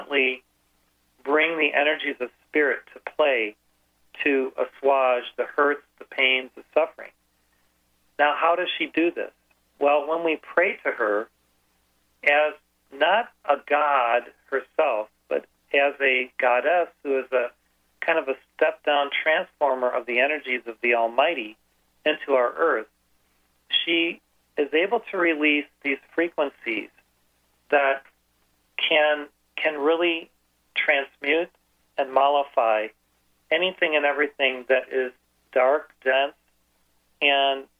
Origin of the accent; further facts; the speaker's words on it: Chicago, Illinois, United States; moved away; I grew up in the Chicago area